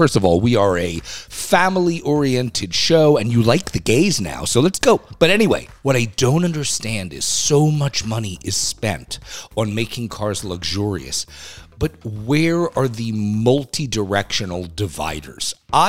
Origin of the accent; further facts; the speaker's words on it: New York, United States; around saying I'm a New Yorker.